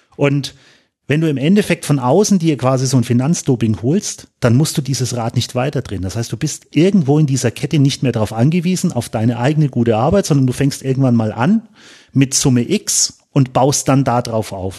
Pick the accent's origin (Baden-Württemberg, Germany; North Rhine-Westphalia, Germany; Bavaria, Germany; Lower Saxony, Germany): Bavaria, Germany; Kulmbach; ich bin jetzt aus Kulmbach, ich fahre 110 Kilometer nach Nürnberg